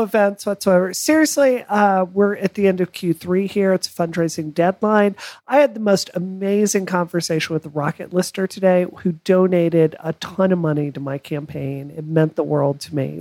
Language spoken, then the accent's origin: English; Mississippi, United States; growing up in Mississippi